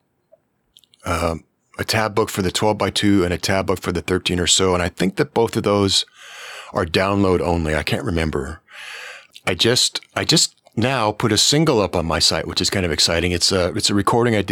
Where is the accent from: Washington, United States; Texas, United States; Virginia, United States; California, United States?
Washington, United States; Yakima; moved away as an adult; now in Canada; I was born in Yakima. I lived in Washington State my whole life